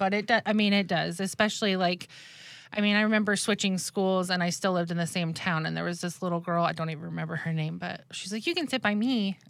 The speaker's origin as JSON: {"language": "English", "town": "Lewiston", "region": "Idaho", "country": "United States", "tie": "born there", "said": "because I was born in Lewiston, Idaho, and we were living with Grandma Bev at the time."}